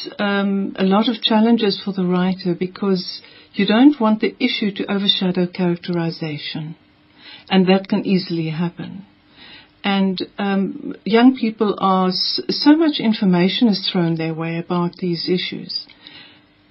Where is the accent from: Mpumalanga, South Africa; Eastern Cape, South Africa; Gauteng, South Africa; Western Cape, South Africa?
Mpumalanga, South Africa; Kanyamazane; I grew up in Mpumalanga, where it's set, and in Kanyamazan, near Nelspruit.